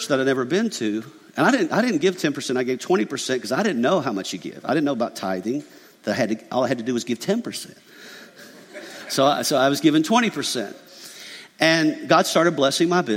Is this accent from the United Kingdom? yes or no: no; McDonough, Georgia, United States; I grew up in McDonough, Georgia, a little country podunk town with a dirt road